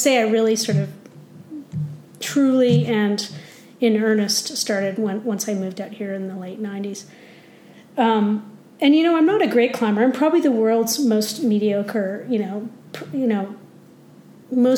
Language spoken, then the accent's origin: English; Ontario, Canada; moved away as an adult; now in Canmore, Canada; I grew up in Ontario